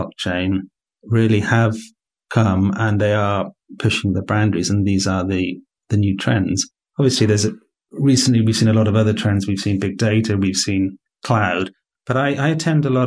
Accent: United Kingdom; moved away as an adult; also born or lived in London; now in Poland; your listeners will tell from my accent that I'm not Polish. I'm a Brit.

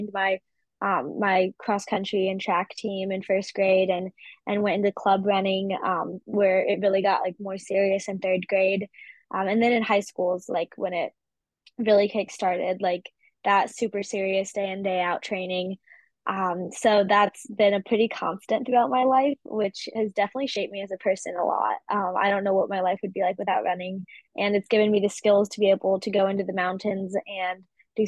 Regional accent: Eagle Harbor, Michigan, United States; born there; Yeah, I was born in the northern peninsula of Michigan, up in the middle of nowhere, basically, in this little town called Eagle Harbor

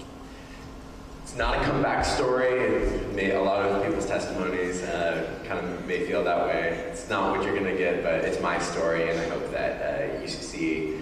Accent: Beaverton, Oregon, United States; also born or lived in Tualatin, Oregon; I was born in Tualatin, Oregon, and moved to Beaverton, Oregon when I was 2 years old.

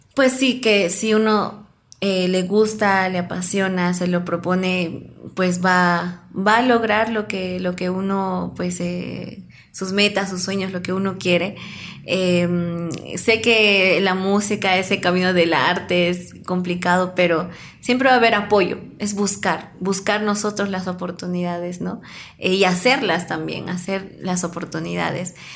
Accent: Peru; como peruanos

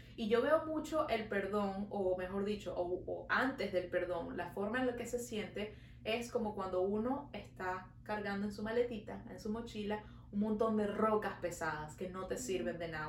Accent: Venezuela; now in Montreal, Canada

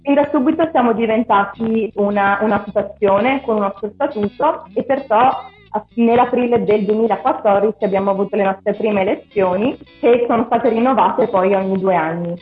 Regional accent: San Gregorio nelle Alpi, Veneto, Italy; moved away as an adult; la mia infanzia a San Gregorio è stata molto ricca di eventi

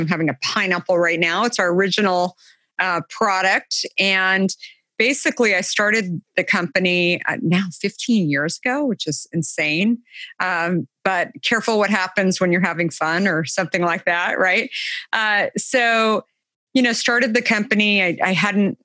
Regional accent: Arizona, United States; I grew up in Arizona, so summers are hot

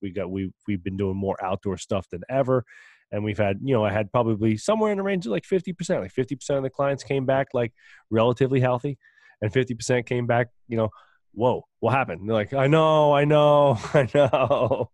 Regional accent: New Jersey, United States; we're from Jersey

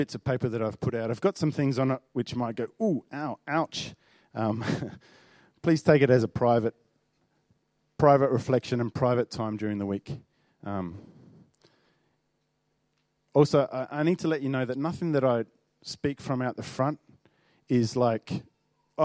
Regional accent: Northern Territory, Australia; I grew up in the Northern Territory

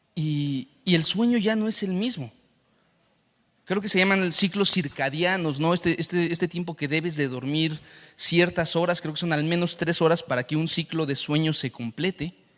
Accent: Saltillo, Coahuila, Mexico; now in Mexico City, Mexico; la ciudad donde yo nací, en Saltillo

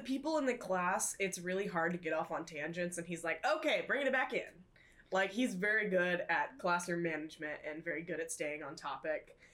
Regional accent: Tulsa area, Oklahoma, United States; I am from the Tulsa area, a little outside of Tulsa

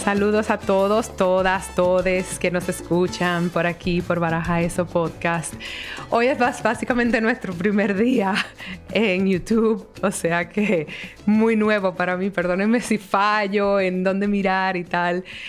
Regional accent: Dominican Republic

